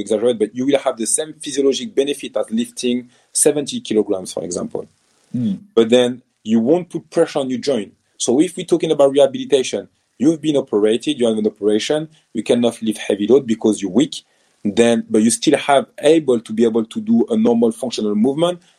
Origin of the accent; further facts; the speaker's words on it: France; accent: French; first language French; English is a second language; moved away as an adult; also born or lived in Nottingham, England; now in United Kingdom; I'm born in France, but I'm African and proud of it. My parents are born and raised in Cameroon, so I grew up in France